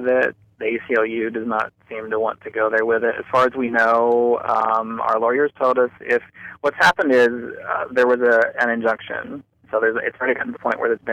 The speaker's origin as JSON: {"language": "English", "region": "Kentucky", "country": "United States", "also_born_or_lived": "Rowan County, Kentucky", "said": "I am from Kentucky."}